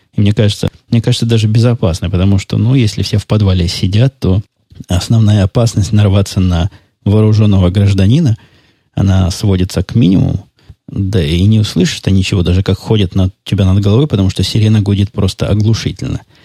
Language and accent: Russian; Mariupol, Donetsk Oblast, Ukraine; first language Russian; moved away; я, напомню вам, долго жил в Донецкой области, в городе Мариуполе